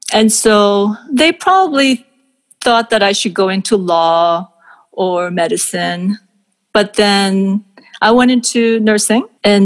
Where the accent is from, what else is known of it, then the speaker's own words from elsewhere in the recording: Seoul, South Korea; now in Canada; And I was born in Seoul.